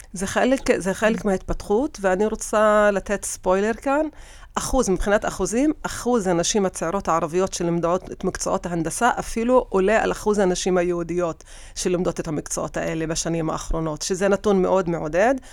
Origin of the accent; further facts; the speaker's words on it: Tira, Central District, Israel; תושבת טירה. האמת שנולדתי בטירה ואני עד, עד עכשיו, אה, גרה בטירה